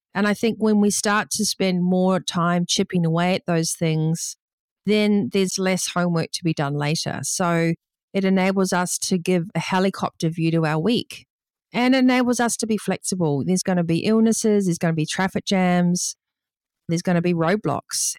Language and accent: English; New Zealand; growing up in New Zealand